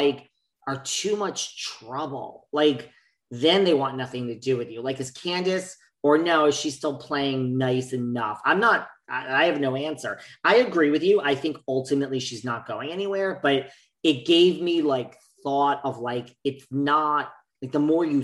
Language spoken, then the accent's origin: English; New York, United States; I'm from New York.